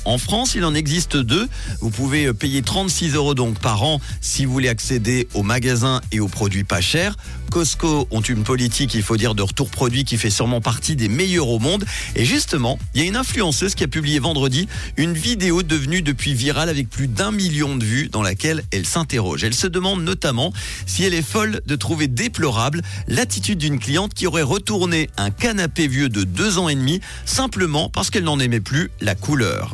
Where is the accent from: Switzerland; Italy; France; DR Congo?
Switzerland; chez nous en Suisse